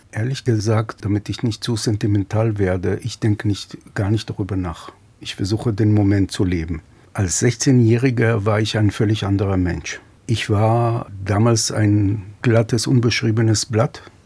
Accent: Petah Tikva, Central District, Israel; bin 1956 in Petah Tikva in Israel geboren

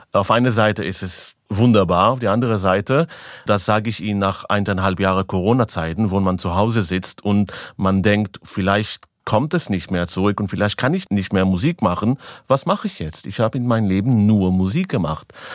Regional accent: Israel; German is a second language; Ich bin in Israel geboren, aber 100% Romanian Blood

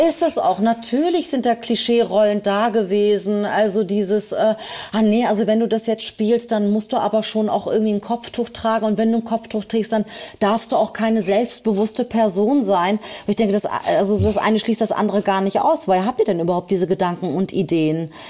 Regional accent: Berlin, Germany; also born or lived in Anatolia, Turkey (family roots); Berlin ist und bleibt meine Heimatstadt

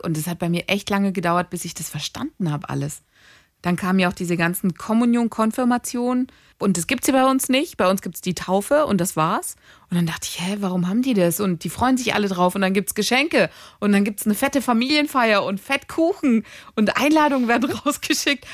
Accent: Greece; also born or lived in Bietigheim; now in Germany; Bei uns in Griechenland

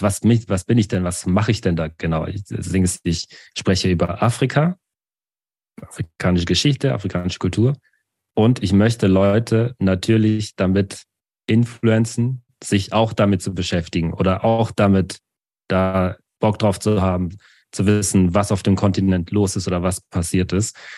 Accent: Baden-Württemberg, Germany; also born or lived in Douala, Cameroon; Mit vier Jahren bin ich nach Deutschland gekommen und dann eben in dieses Dorf hinein

